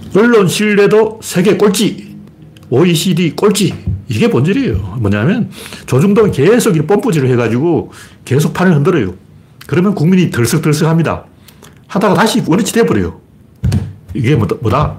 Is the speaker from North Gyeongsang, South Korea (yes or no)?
yes; Gyeongju, North Gyeongsang, South Korea; moved away; 저는 경주 출신이기 때문에